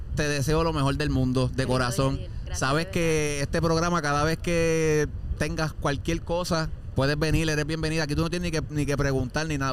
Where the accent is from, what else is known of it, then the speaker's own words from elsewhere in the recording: Puerto Rico; yo soy de campo también, yo vengo de un área así también